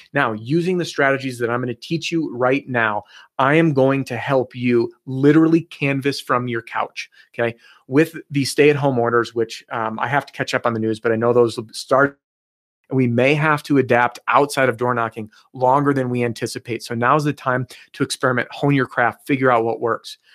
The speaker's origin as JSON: {"language": "English", "town": "Chicago", "region": "Illinois", "country": "United States", "tie": "born or raised there", "said": "I grew up in the Chicagoland area"}